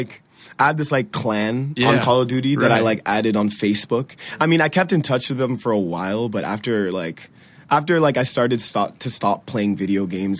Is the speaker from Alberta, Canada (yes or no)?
no; Ottawa, Ontario, Canada; It's worse in Ottawa because we live in a valley.